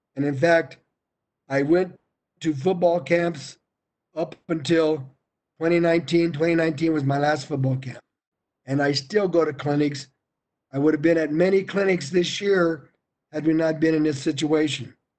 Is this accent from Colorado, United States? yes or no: yes; Colorado, United States; I'm from Colorado